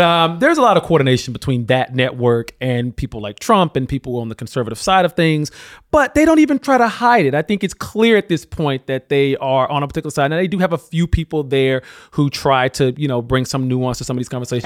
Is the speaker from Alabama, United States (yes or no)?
yes; Alabama, United States; my home state of Alabama